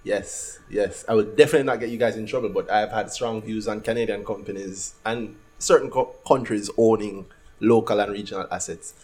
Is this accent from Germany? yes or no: no; Jamaica; We're from Jamaica